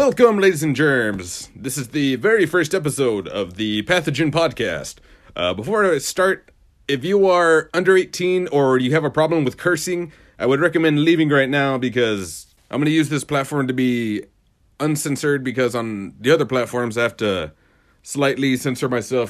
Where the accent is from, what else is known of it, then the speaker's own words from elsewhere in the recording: Ozona, Texas, United States; moved away; my hometown of Oz City, U S A. By the way, it's Ozona, not Arizona